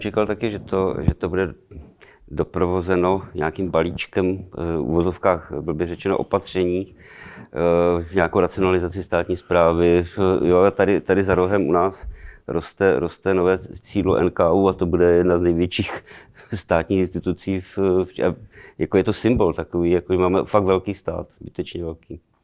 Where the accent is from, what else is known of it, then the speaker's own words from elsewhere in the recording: Ostrava, Moravian-Silesian Region, Czechia; pocházím z Ostravy